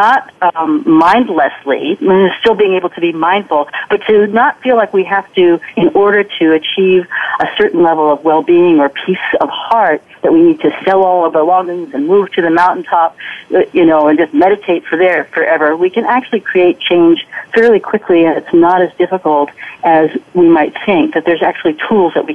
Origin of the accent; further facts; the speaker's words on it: New York City, New York, United States; I grew up in New York City